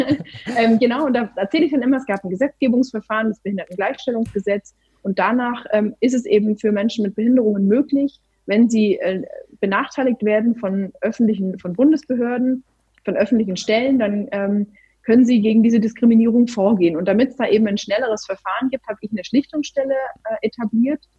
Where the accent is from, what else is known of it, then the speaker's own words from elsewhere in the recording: Baden-Württemberg, Germany; weil ich ja doch meine kleine Spießerseite als Schwäbin habe